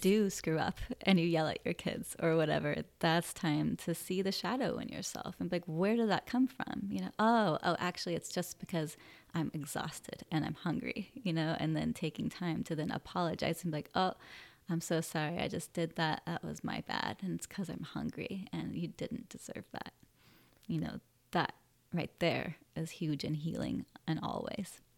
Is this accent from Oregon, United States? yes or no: no; Sacramento, California, United States; also born or lived in San Francisco / Santa Cruz; now in Humboldt, United States; I grew up in Sacramento.